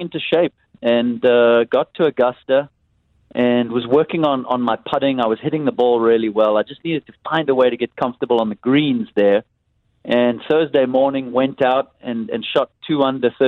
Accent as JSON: {"language": "English", "town": "Cape Town", "region": "Western Cape", "country": "South Africa", "tie": "born or raised there", "said": "a young kid growing up in South Africa, in Cape Town"}